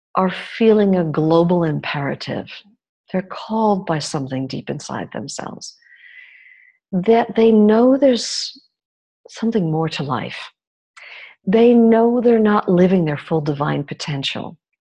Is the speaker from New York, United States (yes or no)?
yes; New York, United States; I grew up in New York, in a country that's supposedly all about freedom.